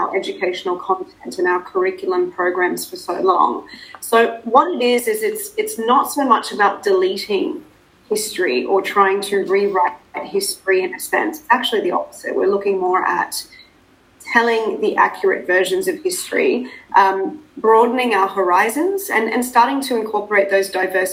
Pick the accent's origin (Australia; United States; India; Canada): Australia; accent: Australian; moved away as an adult; also born or lived in South Africa; now in Dubai, United Arab Emirates; being South African, so I'm of South African descent. I'm the daughter of immigrant parents who moved to Australia. And I'm, as you can probably hear, I sound a lot more Australian.